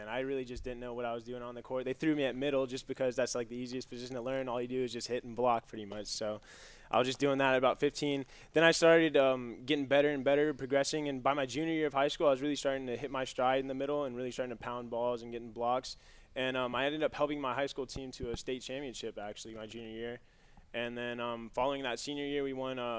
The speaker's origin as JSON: {"language": "English", "town": "Los Angeles", "region": "California", "country": "United States", "moved": "as an adult", "lives_now": "North Carolina, United States", "said": "I'm from Los Angeles, California."}